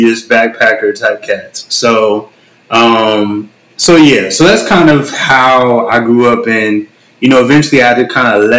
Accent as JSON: {"language": "English", "region": "California", "country": "United States", "tie": "born or raised there", "moved": "as an adult", "said": "I was basically born and raised in California"}